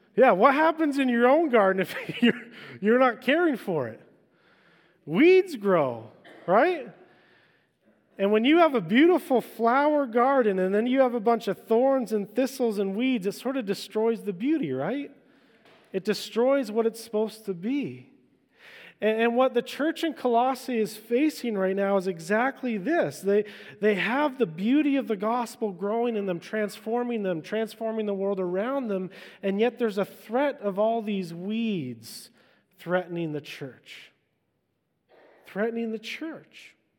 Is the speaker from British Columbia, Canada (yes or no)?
yes; Vancouver Island, British Columbia, Canada; I'm an island boy. I grew up in Vancouver Island